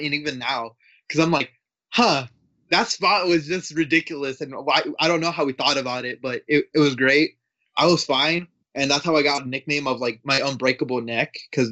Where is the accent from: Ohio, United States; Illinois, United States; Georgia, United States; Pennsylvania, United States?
Illinois, United States; Chicago; I'm from Chicago, based around Chicago